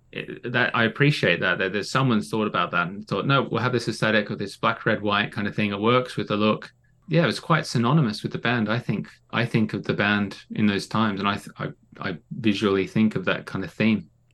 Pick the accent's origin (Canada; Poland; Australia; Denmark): Australia; now in United Kingdom; growing up in Oz